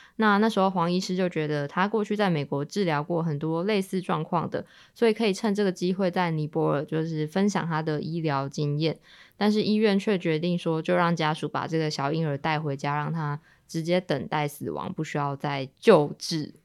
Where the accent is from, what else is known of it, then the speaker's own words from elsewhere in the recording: Kaohsiung, Taiwan; 因为身为高雄人